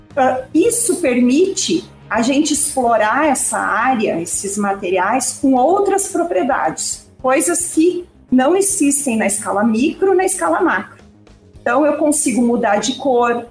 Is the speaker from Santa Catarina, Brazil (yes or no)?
no; Ivorá, Rio Grande do Sul, Brazil; eu sou de Ivorá, uma cidade aqui da região da Quarta Colônia, uma cidade de 2 mil habitantes